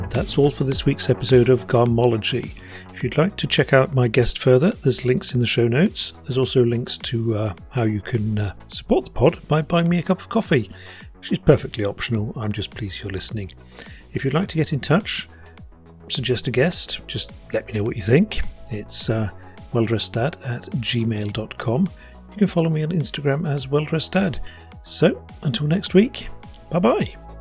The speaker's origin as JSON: {"language": "English", "town": "Tromsø", "region": "Troms", "country": "Norway", "tie": "born or raised there", "said": "I grew up in Tromsø, which is up past the Arctic Circle"}